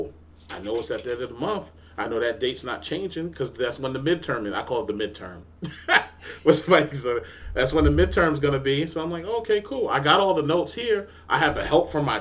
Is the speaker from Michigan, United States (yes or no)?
no; New York, United States; I grew up in New York